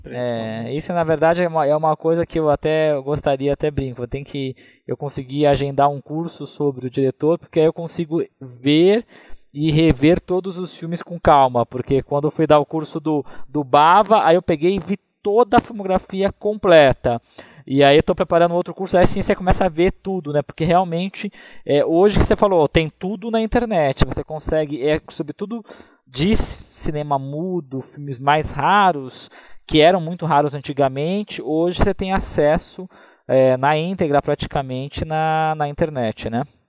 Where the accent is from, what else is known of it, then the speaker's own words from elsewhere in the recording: Taubaté, São Paulo, Brazil; Eu sou do interior de São Paulo, sou de Taubaté, né, que é no Vale do Paraíba